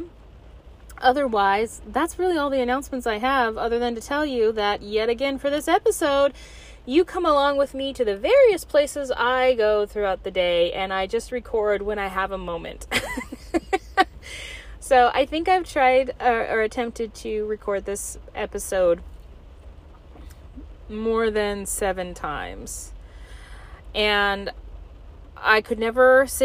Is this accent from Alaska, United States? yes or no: yes; Alaska, United States; lover of my home state of Alaska